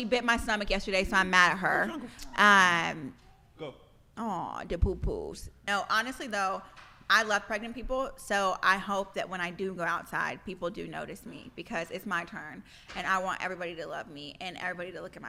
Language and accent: English; Lee's Summit, Missouri, United States; moved away as an adult; also born or lived in Texas; where I'm literally from Lee Summit, Missouri, which is like the suburbs. There was only 4 black families where I'm from.